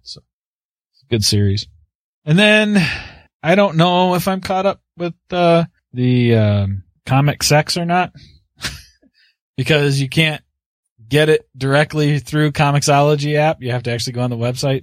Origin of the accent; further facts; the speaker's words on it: Canada; I'm the Canadian.